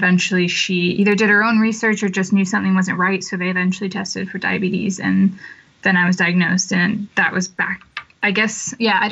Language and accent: English; Monticello, Illinois, United States; moved away as an adult; also born or lived in London, United Kingdom; now in Cheltenham, United Kingdom; I was born in Illinois in a small town. I grew up in a small town, about 8,000 people, called Monticello in Illinois